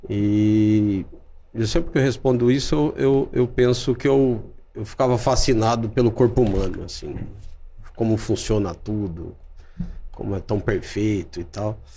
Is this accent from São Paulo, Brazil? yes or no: yes; Mogi Guaçu, São Paulo, Brazil; interior de São Paulo, eu sou de Mogi Guaçu, é Mogi Guaçu. perto de Campinas ali.